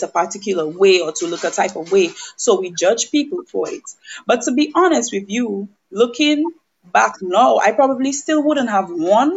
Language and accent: English; Roseau, Saint George, Dominica; also born or lived in St. Joseph, Dominica; now in Lubbock, United States; I was raised in Portersville, Roseau